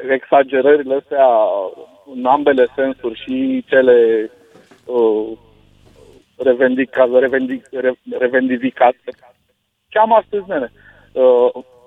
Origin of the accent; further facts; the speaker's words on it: Romania; eu ca român